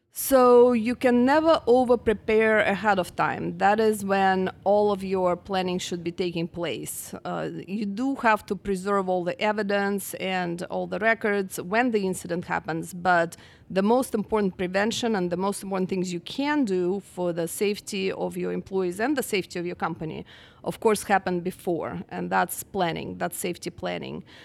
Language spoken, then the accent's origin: English; Russia; moved away as an adult; also born or lived in Utah; now in Houston, United States; I'm actually from Russia originally, and I came here after college